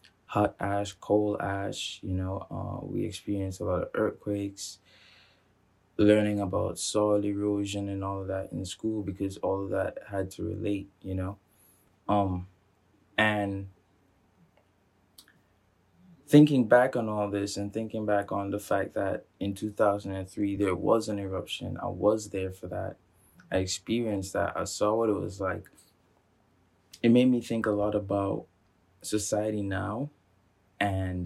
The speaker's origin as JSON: {"language": "English", "country": "Montserrat", "tie": "born or raised there", "moved": "yes", "said": "I grew up on Montserrat"}